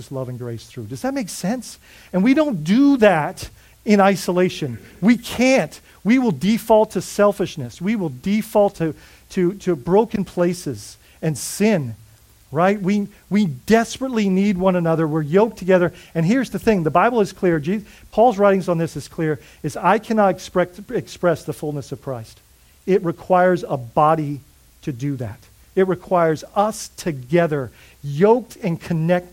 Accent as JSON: {"language": "English", "country": "Bahamas", "moved": "yes", "lives_now": "United States", "said": "I'm Bahamian"}